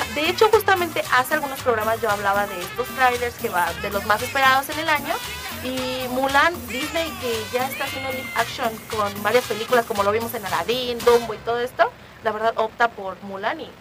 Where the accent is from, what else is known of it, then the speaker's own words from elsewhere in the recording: Mexico; como buen mexicano